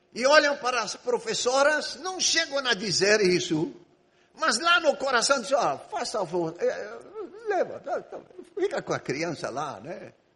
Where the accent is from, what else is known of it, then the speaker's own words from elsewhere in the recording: Egypt; moved away as an adult; Eu sou grego, mas eu nasci e vivi no Egito 18 anos